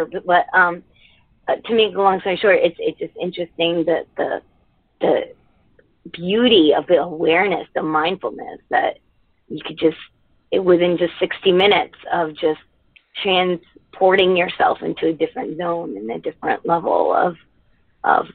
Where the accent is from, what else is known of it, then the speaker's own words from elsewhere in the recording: United States; also born or lived in Connecticut; I was born and raised in the States, but I happen to be Indian